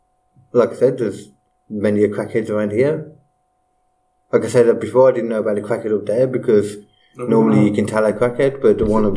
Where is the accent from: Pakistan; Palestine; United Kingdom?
United Kingdom; Liverpool, North West England; I'm from Liverpool, I am.